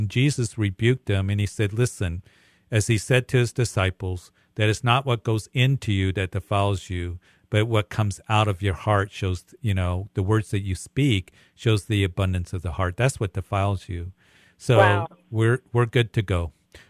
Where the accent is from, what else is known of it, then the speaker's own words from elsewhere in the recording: Midwest, United States; I'm from the Midwest, meat and potatoes.